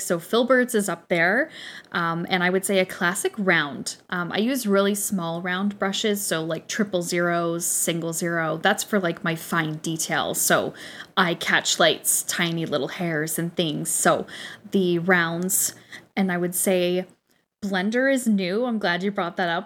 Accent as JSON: {"language": "English", "country": "Canada", "said": "we know our Canadian"}